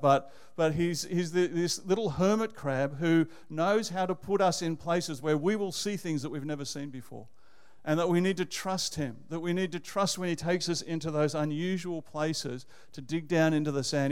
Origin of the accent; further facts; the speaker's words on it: Canberra, Australian Capital Territory, Australia; moved away as an adult; also born or lived in Manly, New South Wales / Sydney; now in Melbourne, Australia; I think of myself as a Canberra boy and uh, grew up there and went to high school there